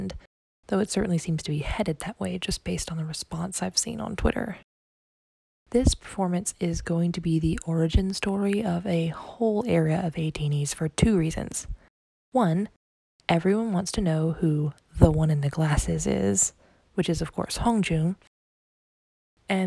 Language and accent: English; the South, United States; as a Southerner myself